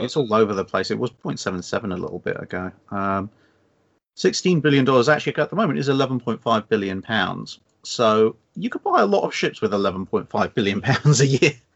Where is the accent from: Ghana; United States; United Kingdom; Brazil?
United Kingdom; England; as an Englishman